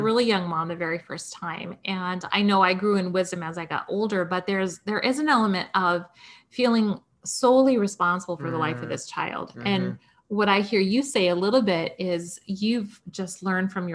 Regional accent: Midwest, United States; We're both from the Midwest.

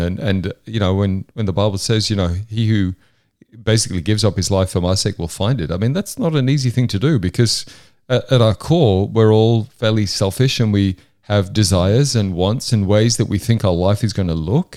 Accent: Hexham, North East England, United Kingdom; also born or lived in York, England; I was born in York in, in the U K in the early seventies, and then my family moved up to the northeast of England

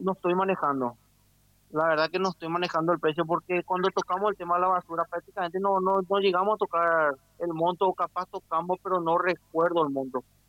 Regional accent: Lambaré, Central, Paraguay; soy de acá de Puerto Paula, el barrio Puerto Paula.

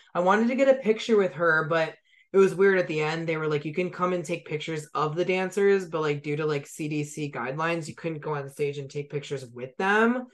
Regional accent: San Diego, California, United States; I'm from San Diego.

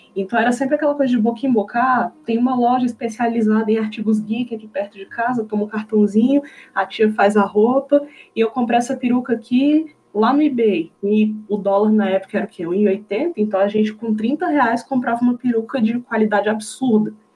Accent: Brasília, Federal District, Brazil; aqui na minha cidade, Brasília, né, eu sou de Brasília

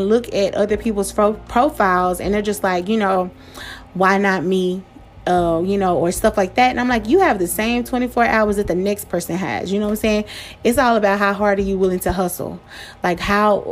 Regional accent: Pleasant Grove, United States; I grew up in Pleasant Grove, you know what I'm saying? The projects of Pleasant Grove

